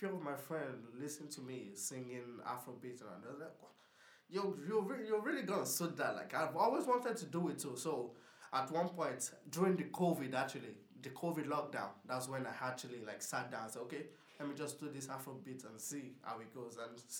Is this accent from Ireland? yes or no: yes; Portarlington, Laois, Ireland; I'm from Portallington.